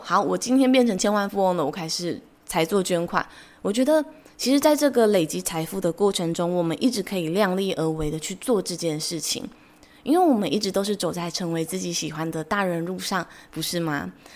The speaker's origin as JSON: {"language": "Chinese", "country": "Taiwan", "tie": "born or raised there", "said": "我出生在台湾"}